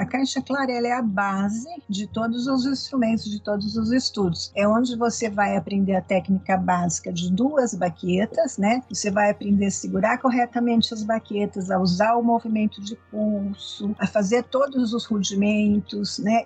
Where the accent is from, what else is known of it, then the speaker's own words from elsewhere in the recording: Ribeirão Preto, São Paulo, Brazil; como eu sou de Ribeirão Preto, eh, a gente tinha assim, estudava-se piano, né? Era comum assim as mães colocarem a gente para estudar piano. Desde pequena eu estudei